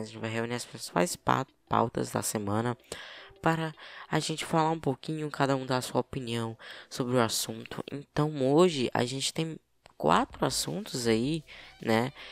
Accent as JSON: {"language": "Portuguese", "region": "Piauí", "country": "Brazil", "accent": "piauiense", "said": "Aqui, né, no Piauí, meu estado"}